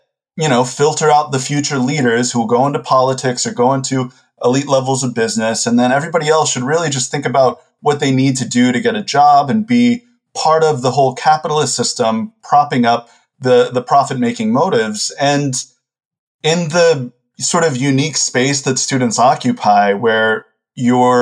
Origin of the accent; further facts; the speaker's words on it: Texas, United States; I'm from the U.S. I'm from Texas, and I went to university initially in Houston